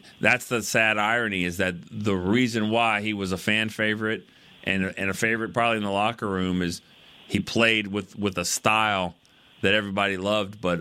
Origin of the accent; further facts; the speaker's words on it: Oklahoma, United States; I grew up in Oklahoma